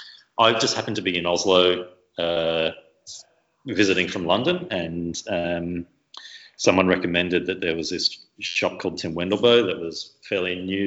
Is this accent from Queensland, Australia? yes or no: no; Melbourne, Victoria, Australia; Right from Melbourne, so.